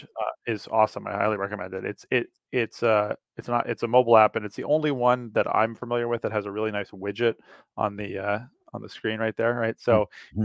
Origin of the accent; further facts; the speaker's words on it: New York City, New York, United States; moved away as an adult; now in Princeton, United States; I grew up in New York City